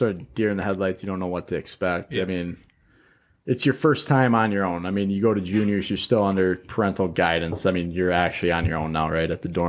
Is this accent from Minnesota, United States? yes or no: yes; Rosemount, Minnesota, United States; Rosemount, where I grew up in Rosemount